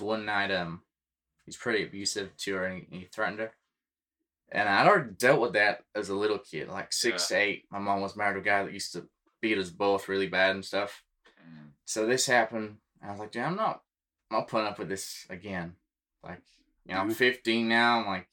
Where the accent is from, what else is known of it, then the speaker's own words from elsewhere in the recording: Yorkshire and the Humber, United Kingdom; now in United States; I grew up in North Yorkshire, and I spent a large majority of my childhood on a big ranch.